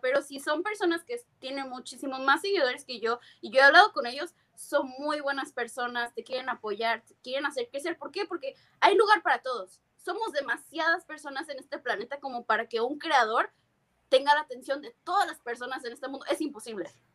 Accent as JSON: {"language": "Spanish", "town": "Tijuana", "region": "Baja California", "country": "Mexico", "also_born_or_lived": "San Diego, United States / Berkeley, United States", "moved": "yes", "lives_now": "United States", "said": "De Tijuana, mi casa, mi familia, mis amigos"}